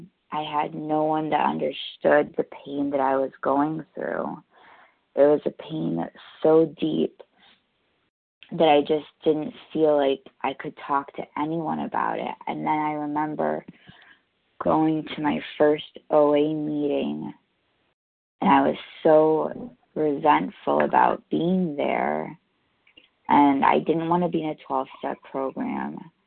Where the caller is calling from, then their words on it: New York, United States; I'm calling in from New York.